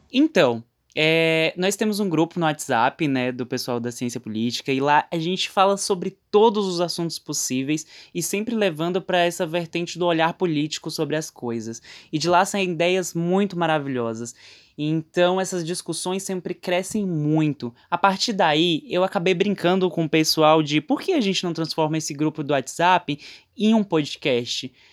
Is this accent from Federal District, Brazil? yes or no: yes; Brasília, Federal District, Brazil; moro em Brasília, nasci aqui também